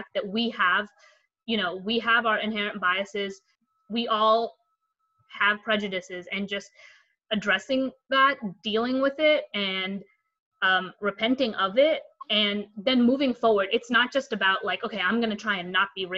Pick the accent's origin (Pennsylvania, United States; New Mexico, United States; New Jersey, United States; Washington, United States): New Jersey, United States; Elmwood Park; also born or lived in India; I am from Elmwood Park, New Jersey, about 10 miles out of New York City. I was born in India, and my family and I moved here when I was 8 years old